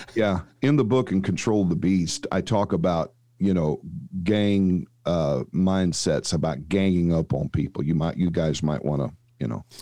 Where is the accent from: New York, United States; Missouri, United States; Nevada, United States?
Missouri, United States; St. Louis; now in Dallas, United States; I was actually born and raised in Saint Louis